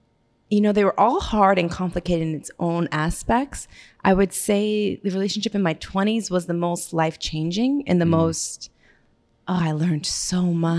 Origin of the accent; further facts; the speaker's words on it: Gardner, Massachusetts, United States; moved away as an adult; also born or lived in Florida / Miami / South Africa / New York; I'm a small town girl. I'm from Gardner, Massachusetts.